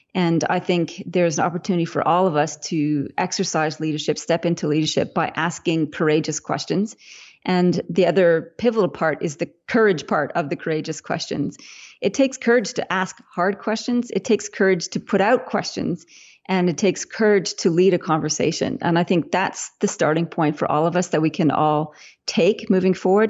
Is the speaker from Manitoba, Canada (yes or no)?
yes; Winnipeg, Manitoba, Canada; now in Australia; I'm Canadian originally, even though I live in Australia now. So I was in grade school in Winnipeg in Canada